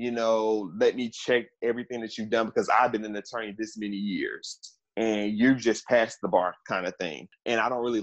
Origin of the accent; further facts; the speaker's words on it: Memphis, Tennessee, United States; also born or lived in Washington, D.C. / Maryland; I had to come back home. I'm from Memphis.